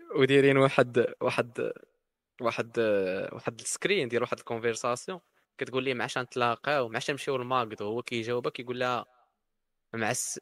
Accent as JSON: {"language": "Arabic", "country": "Morocco", "said": "في الصحراء عندنا في المغرب"}